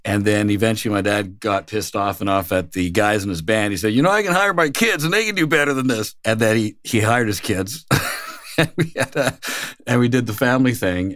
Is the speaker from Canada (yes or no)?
yes; Moose Jaw, Saskatchewan, Canada; moved away as an adult; also born or lived in Switzerland; I'm Canadian by birth. Moose Jaw is the little town I'm from.